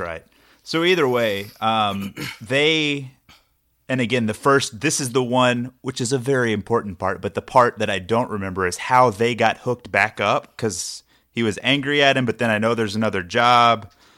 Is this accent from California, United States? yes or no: no; Texas, United States; accent: Texas; I'm from Texas